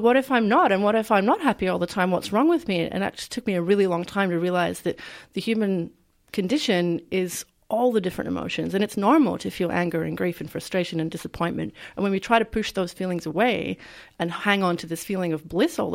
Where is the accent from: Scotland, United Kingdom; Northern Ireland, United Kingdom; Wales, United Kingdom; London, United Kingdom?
Scotland, United Kingdom; now in Australia; I was a teenager growing up in Scotland